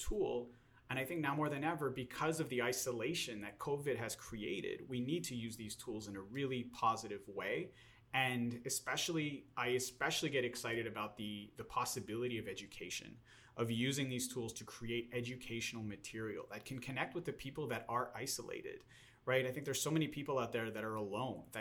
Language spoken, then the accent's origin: English; Montreal, Quebec, Canada; now in Los Angeles, United States; I'm originally from Montreal, Canada, now living here in Los Angeles, California